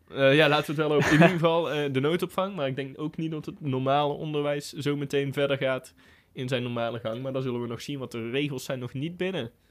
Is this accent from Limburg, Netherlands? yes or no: no; North Brabant, Netherlands; Voor ons als Brabanders